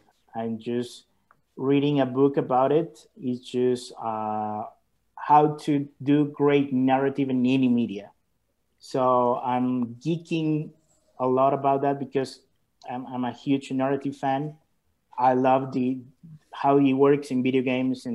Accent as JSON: {"language": "English", "country": "El Salvador", "second_language": "English", "said": "I am from El Salvador in Central America."}